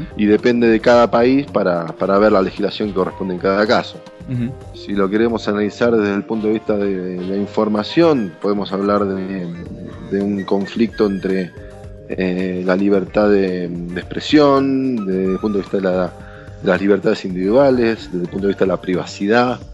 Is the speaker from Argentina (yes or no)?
yes; Argentina; soy argentino